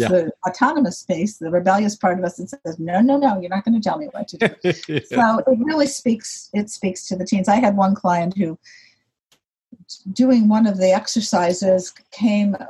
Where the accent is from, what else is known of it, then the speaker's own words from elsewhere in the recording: Chicago, Illinois, United States; I was born in Chicago, and when I was 7 years old and in second grade